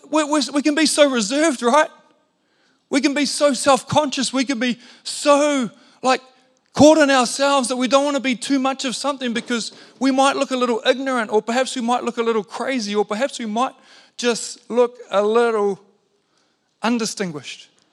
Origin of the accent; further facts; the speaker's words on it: New Zealand; being a Kiwi bloke